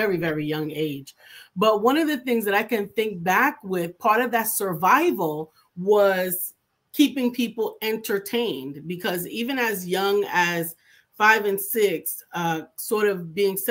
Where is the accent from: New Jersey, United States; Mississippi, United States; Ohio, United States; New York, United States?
New York, United States; New York City; I'm from New York City.